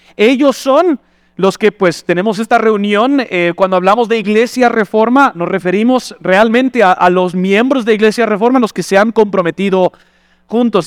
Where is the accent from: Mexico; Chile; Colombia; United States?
United States; Spanish is a second language; moved away as an adult; now in Guatemala; como buen gringo